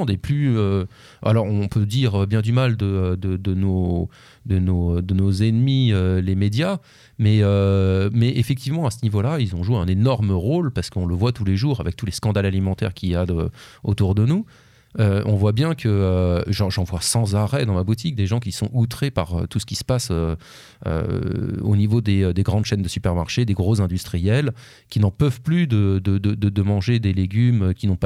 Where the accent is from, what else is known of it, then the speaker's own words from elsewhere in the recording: Orléans, Centre-Val de Loire, France; puisque moi je viens d'Orléans, donc c'est la région d'Orléans.